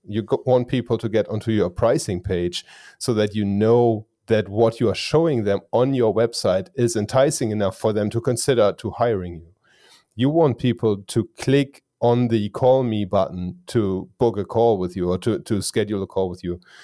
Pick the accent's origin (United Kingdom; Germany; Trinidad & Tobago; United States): Germany; English is a second language; I am from Germany. So English is not my native language.